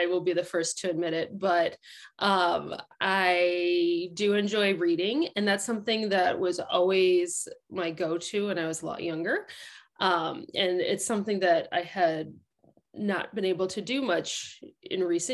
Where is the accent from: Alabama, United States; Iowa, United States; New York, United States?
Iowa, United States; Waverly; now in Mount Vernon, United States; Originally from Waverly, Iowa, and I now live in the Mount Vernon and Lisbon area